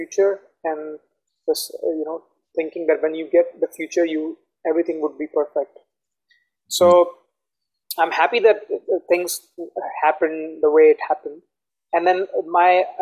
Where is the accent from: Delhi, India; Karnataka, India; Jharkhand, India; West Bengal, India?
Delhi, India; moved away as an adult; also born or lived in Dubai; now in Goa, India; I was born and raised in Delhi, in India.